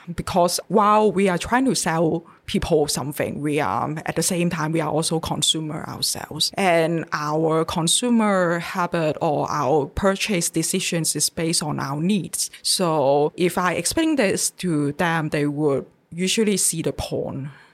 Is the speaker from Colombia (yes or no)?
no; Hong Kong; moved away as an adult; now in Taiwan; I'm come from Hong Kong and the way how we Hong Kongers read and write Chinese